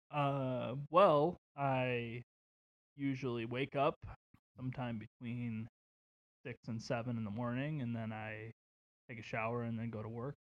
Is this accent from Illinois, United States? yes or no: yes; Waukegan, Illinois, United States; where I grew up in Waukegan.